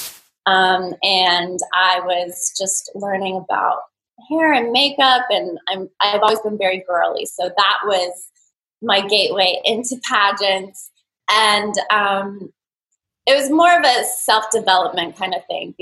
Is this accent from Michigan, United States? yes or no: no; Thousand Oaks, California, United States; I'm from Thousand Oaks, California. It's a suburb a little bit north